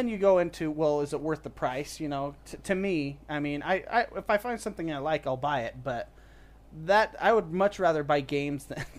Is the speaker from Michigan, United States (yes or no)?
no; Utah, United States; because I'm from Utah.